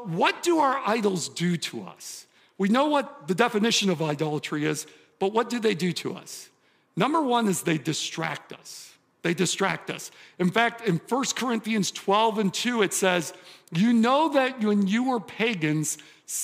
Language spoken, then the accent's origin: English; suburb of Detroit, southeastern Michigan, United States; I grew up in southeastern Michigan, Detroit area, suburb of Detroit, Motown